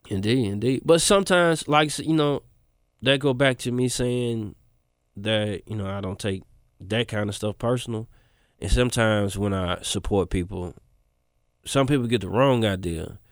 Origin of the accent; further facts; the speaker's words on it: Memphis, Tennessee, United States; I spent maybe since I was, like, twelve till I was thirty in East Memphis